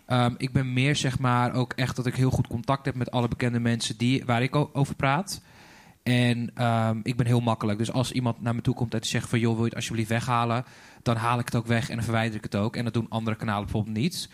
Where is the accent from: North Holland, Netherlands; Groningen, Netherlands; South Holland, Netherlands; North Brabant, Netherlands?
North Holland, Netherlands; Zaanstad; also born or lived in Sweden; ik ben eigenlijk opgegroeid in uh, eh, Een eh, klein dorpje in de Zaanstad.